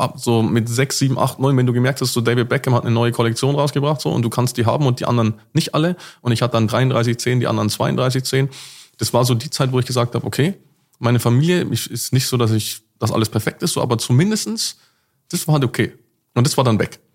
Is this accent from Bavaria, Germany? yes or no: yes; Cham, Bavaria, Germany; also born or lived in Nabburg / near Nuremberg; now in Dubai, United Arab Emirates; wo ich dann auf groß geworden bin, quasi so die wichtigste Part meines Lebens war dann in Cham, C H A M, ja, an der tschechischen Grenze